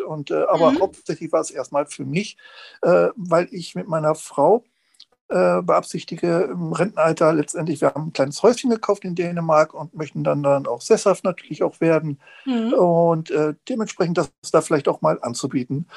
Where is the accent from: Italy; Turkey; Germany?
Germany; Lübeck, Schleswig-Holstein; ich komme aus Lübeck